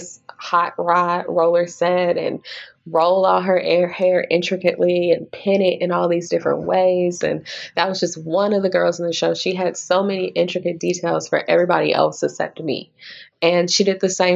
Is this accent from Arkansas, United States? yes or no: yes; Little Rock, Arkansas, United States; also born or lived in Okinawa, Japan; now in Kansas City, United States; I was born in Okinawa, Japan, but I grew up primarily in Little Rock, Arkansas, and I currently live in Kansas City, Missouri.